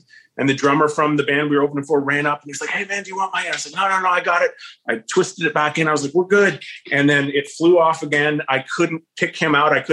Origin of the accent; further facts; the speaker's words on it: Pickering, Ontario, Canada; I was from Pickering.